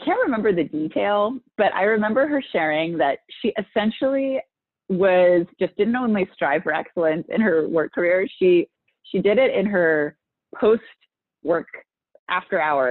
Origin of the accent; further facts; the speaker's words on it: San Francisco, California, United States; also born or lived in Los Angeles; now in Minneapolis, United States; I grew up in San Francisco when the internet didn't exist yet